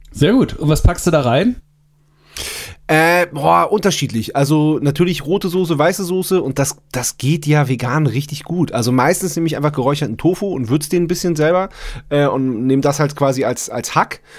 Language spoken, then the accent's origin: German; Swabia, Germany; also born or lived in Munich; now in Berlin, Germany; ich bin ja Schwabe